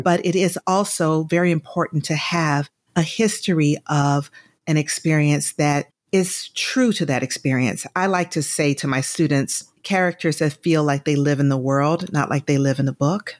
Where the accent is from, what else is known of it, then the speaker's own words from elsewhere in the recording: Atlanta, Georgia, United States; moved away as an adult; also born or lived in New York; I'm from Atlanta, I am a Georgia peach